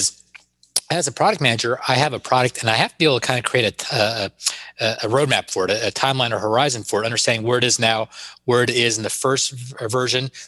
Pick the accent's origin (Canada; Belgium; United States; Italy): United States; Richmond, Virginia; My hometown of Richmond, Virginia is where Circuit City was headquartered